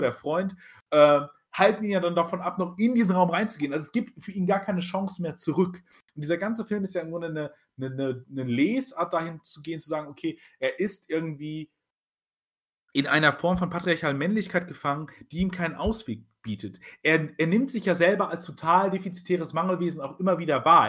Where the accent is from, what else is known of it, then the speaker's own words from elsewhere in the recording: Germany; wir sind Deutsche